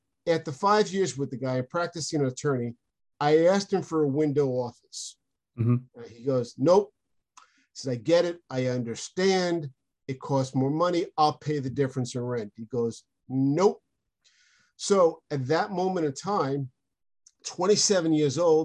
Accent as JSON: {"language": "English", "area": "Long Island", "region": "New York", "country": "United States", "tie": "born or raised there", "also_born_or_lived": "San Diego, California", "moved": "as an adult", "said": "I'm from Long Island, New York, and I went to law school in San Diego, California"}